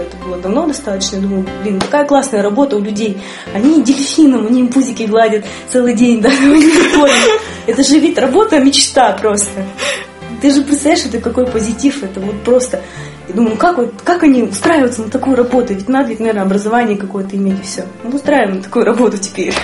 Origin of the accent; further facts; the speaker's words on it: Yekaterinburg, Sverdlovsk Oblast, Russia; я выросла, родилась, выросла в Екатеринбурге